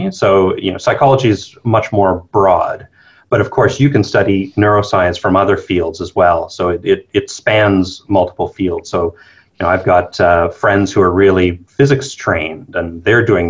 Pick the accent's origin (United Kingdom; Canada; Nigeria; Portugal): Canada; New Brunswick; moved away as an adult; also born or lived in Montreal / Toronto / United States; now in Melbourne, Australia; I'm from Canada originally. So I grew up on the very east coast of Canada, New Brunswick.